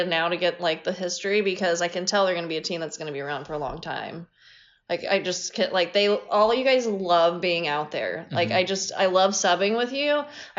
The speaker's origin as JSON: {"language": "English", "region": "Midwest", "country": "United States", "accent": "Midwestern", "moved": "yes", "said": "I'm from the Midwest"}